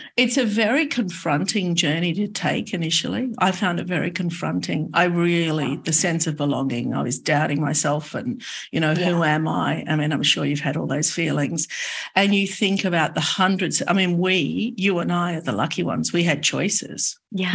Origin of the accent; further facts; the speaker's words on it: Sydney, New South Wales, Australia; I have an Australian passport. I was born in Sydney